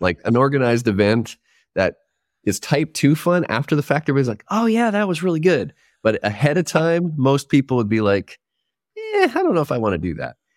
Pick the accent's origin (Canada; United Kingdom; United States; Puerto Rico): Canada; Prince George, British Columbia; moved away as an adult; also born or lived in Victoria, British Columbia; I grew up closer to the North Pole probably than most people. North Central British Columbia, a place called Prince George